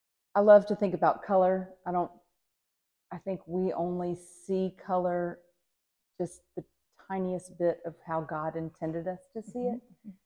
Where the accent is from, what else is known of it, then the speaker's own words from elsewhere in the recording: Mobile, Alabama, United States; moved away as an adult; also born or lived in Nashville, Tennessee / Dallas, Texas; now in Pawleys Island, United States; I was born in Nashville, Tennessee, actually, but I grew up in Mobile, Alabama. I claim Mobile as home. Mm-hmm. We moved to Pawleys Island 13 years ago.